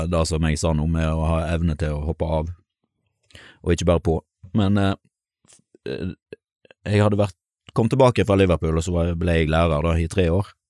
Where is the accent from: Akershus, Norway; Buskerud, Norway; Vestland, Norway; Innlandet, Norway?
Vestland, Norway; Stord; also born or lived in Bergen; når jeg flytta hjem til Sunnhordland, så eh, kom jeg fra Bergen.